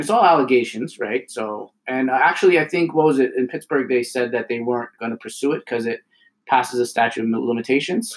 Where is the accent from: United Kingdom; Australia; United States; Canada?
Canada; Ontario; now in Alberta, Canada; Living, growing up in Ontario and then moving to Alberta